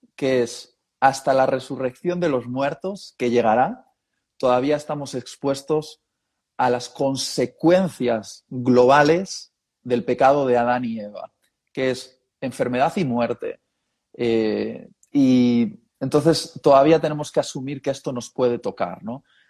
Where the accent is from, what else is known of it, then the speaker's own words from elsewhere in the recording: Basque Country, Spain; also born or lived in Madrid; se conocieron en Euskadi, o lo que se conoce también como el País Vasco, lo de la región de los vascos, y ahí nací yo